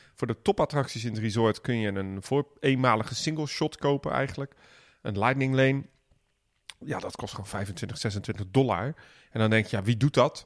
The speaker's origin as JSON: {"language": "Dutch", "country": "Netherlands", "said": "wij zijn Nederlanders"}